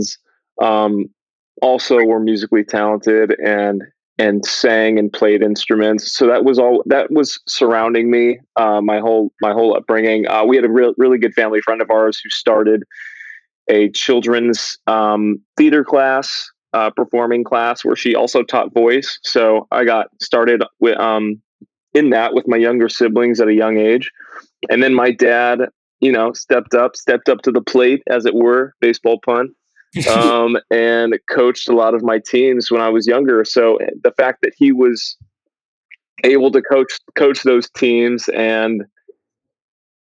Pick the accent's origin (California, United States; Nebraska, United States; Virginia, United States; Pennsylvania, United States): California, United States; West Covina; now in Northern California, United States; I grew up in West Covina, California. The heart of the San Gabriel Valley, about a half hour outside